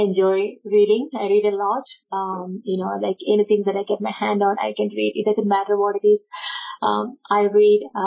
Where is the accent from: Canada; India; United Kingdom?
India; Kerala; born or raised there; first language Malayalam; English is a second language; moved away as an adult; also born or lived in Iowa, United States; now in Utah, United States